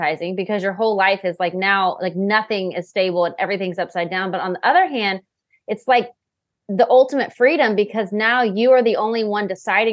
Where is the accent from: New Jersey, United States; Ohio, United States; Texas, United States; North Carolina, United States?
Texas, United States; Waco; I'm from Waco, Texas